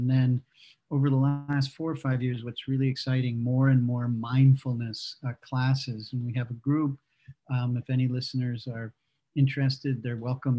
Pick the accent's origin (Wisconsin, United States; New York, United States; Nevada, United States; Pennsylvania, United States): Wisconsin, United States; Madison; moved away as an adult; also born or lived in Japan / India; now in Texas, United States; the University of Wisconsin, which is in Madison, which is my hometown, where I went as an undergrad. And then I came to TCU in 2007